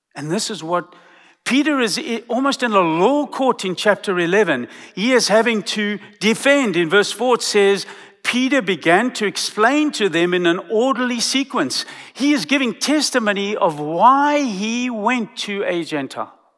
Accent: South Africa; now in Texas, United States; I come from South Africa.

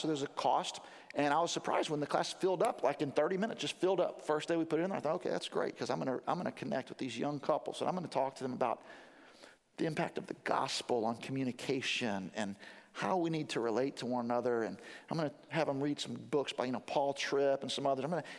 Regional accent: Jacksonville, Florida, United States; moved away as an adult; also born or lived in Louisville, Kentucky; now in West Palm Beach, United States; When I was growing up, I grew up in Jacksonville, Florida.

